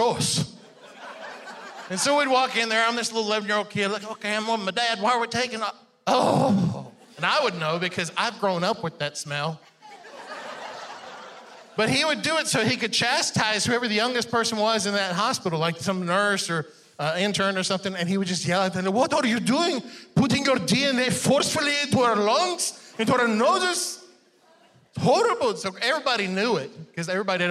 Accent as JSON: {"language": "English", "country": "Iran", "tie": "born or raised there", "second_language": "English", "moved": "yes", "said": "I was born in Iran, and I learned English by watching these people that were dressed alike at the Cracker Barrel."}